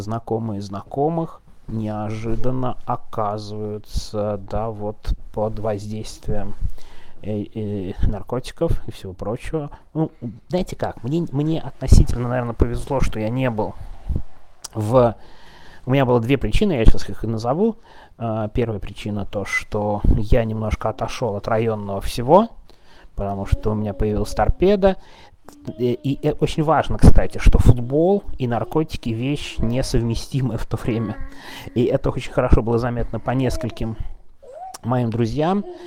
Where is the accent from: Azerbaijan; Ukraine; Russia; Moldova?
Russia; Moscow; в 90-е я москвич